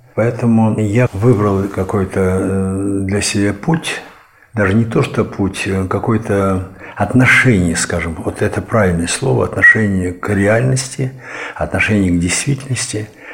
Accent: Moscow, Russia; moved away as an adult; also born or lived in Ivanovo; now in Gorodets, Russia; Я москвич, здесь я нахожусь вот 12 лет

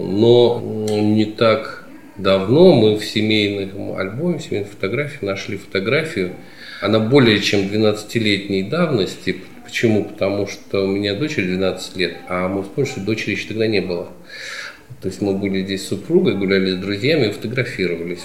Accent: Smolensk Oblast, Russia; я родился не на Смоленщине, но уже очень давно живу, уже 40 лет живу здесь, на Смоленщине. И здесь учился в школе, в ВУЗе.

